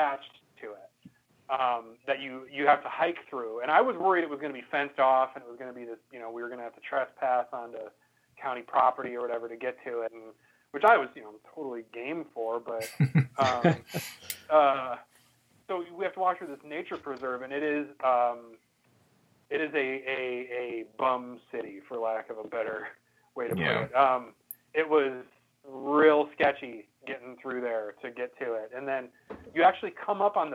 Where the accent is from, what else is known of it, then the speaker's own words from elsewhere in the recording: Midwest, United States; now in West Coast, United States; we're all from the Midwest, but I live out on the West Coast